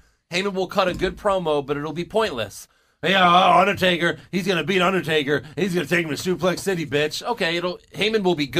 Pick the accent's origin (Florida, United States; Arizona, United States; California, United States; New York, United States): New York, United States; Long Island; born there; I was born in Long Island.